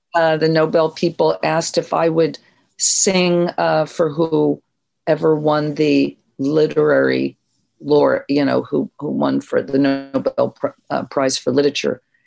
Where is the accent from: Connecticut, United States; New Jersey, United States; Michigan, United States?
New Jersey, United States; moved away as an adult; also born or lived in New York; I was from South Jersey